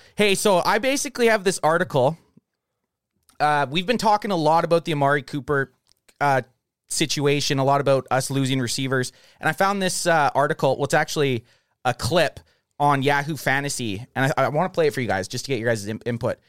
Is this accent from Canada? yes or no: yes; Canada; We're from Canada